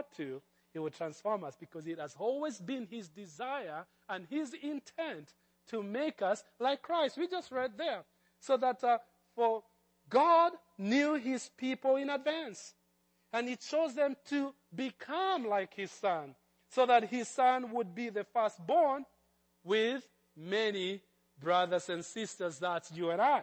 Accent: Kenya; moved away; I grew up in Kenya

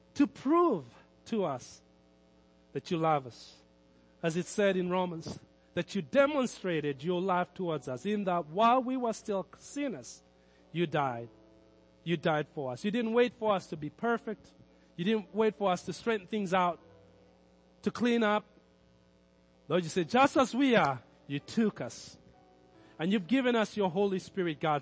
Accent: Kenya; Growing up in Kenya

